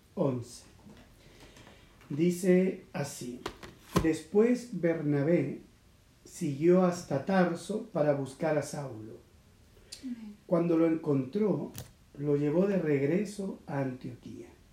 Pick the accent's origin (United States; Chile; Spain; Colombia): Chile; yo nací en Chile. Y también eso me da a mí una, identidad. Soy un chileno